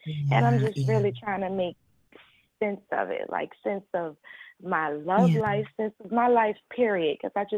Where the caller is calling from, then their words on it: New Orleans, Louisiana, United States; I'm calling from the Louisiana area, New Orleans.